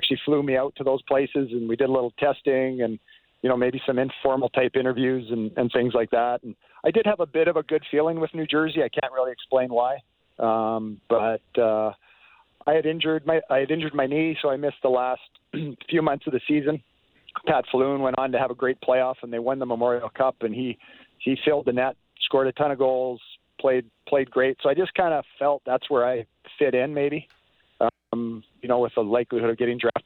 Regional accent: Western Canada, British Columbia, Canada; I grew up in Western Canada, British Columbia

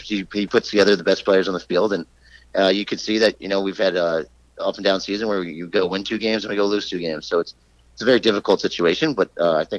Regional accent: New York, United States; growing up in New York

